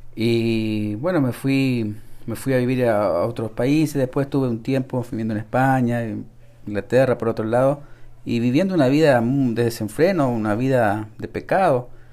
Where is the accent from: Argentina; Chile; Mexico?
Chile; Santiago, Santiago Metropolitan Region; Desde Chile nací en Santiago de Chile